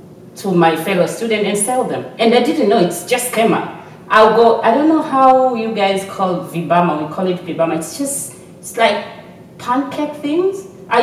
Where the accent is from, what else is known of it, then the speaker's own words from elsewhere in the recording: Tanzania; moved away as an adult; now in Australia; I'm from Tanzania. Okay, yeah. Nice. And I did my degree in Tanzania. All my childhood is in Tanzania. I moved here 14 years ago.